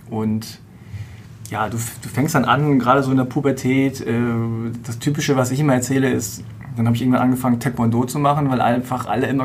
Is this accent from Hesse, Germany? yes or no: no; Hannover, Lower Saxony, Germany; born there; ah, okay, also du bist geboren in Hannover, aber deine Eltern sind beide, okay.